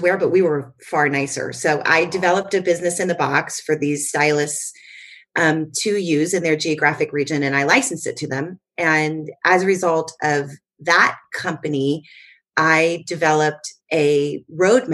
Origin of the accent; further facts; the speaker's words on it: Florida, United States; moved away as an adult; now in California, United States; Florida, which is where my hometown is